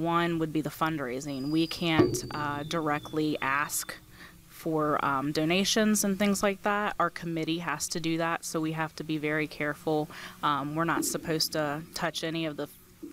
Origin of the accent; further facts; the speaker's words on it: Ranson, West Virginia, United States; now in Kearneysville, United States; born here in Jefferson County. I grew up in Ranson, attended all of the local schools